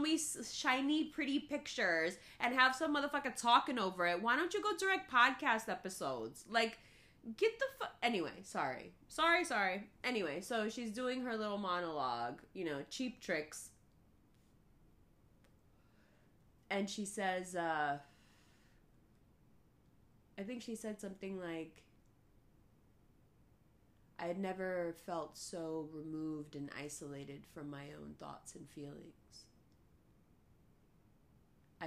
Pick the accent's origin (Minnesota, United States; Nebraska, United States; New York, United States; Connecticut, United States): New York, United States; New York City; first language Urdu; English is a second language; I was growing up in Harlem, going to school with just Caribbean kids